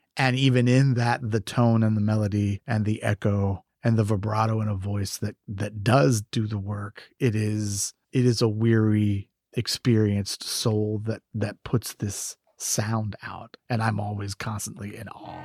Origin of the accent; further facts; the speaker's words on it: Galveston, Texas, United States; I grew up as an only child in an immigrant family here in Texas